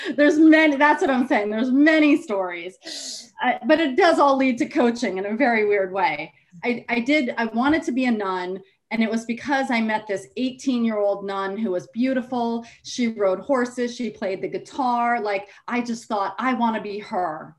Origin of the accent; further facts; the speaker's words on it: Rye, New York, United States; I grew up in Rye, New York, which is Westchester